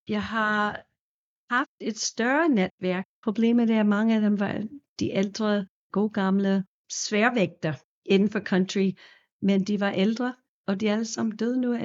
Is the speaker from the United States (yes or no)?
yes; New York, United States; Danish is a second language; now in Denmark; også fra New York oprindeligt